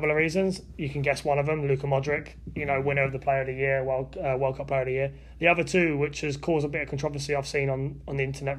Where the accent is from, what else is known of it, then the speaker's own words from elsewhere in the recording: United Kingdom; I'm British